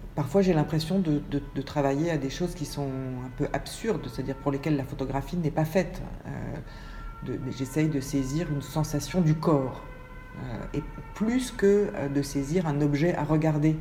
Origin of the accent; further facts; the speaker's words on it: Paris, Île-de-France, France; moved away as an adult; also born or lived in Manchester; je suis née à Paris il y a 52 ans